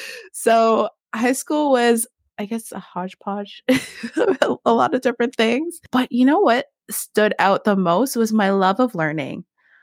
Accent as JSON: {"language": "English", "town": "Oshawa", "region": "Ontario", "country": "Canada", "tie": "born or raised there", "also_born_or_lived": "Hamilton / Brampton / Mississauga / Etobicoke", "said": "I was born in Oshawa, Ontario. and then moved to Hamilton, lived in Brampton for a minute, lived in Mississauga, or actually made my way to Etobicoke and then back to Oshawa. So I spent my high school years in partly in Etobicoke and then partly in Oshawa."}